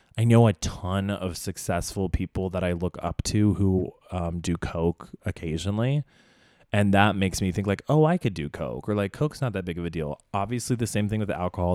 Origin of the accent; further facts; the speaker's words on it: Indonesia; now in Los Angeles, United States; growing up in Indonesia